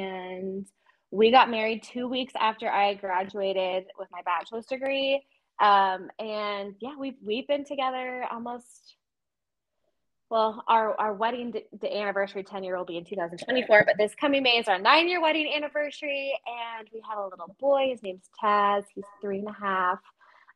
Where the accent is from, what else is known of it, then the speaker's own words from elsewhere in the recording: Las Vegas, Nevada, United States; I was born and raised in Vegas